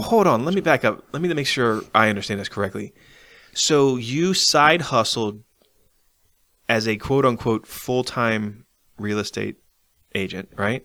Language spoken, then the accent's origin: English; Arlington, Virginia, United States; moved away; I'm from Arlington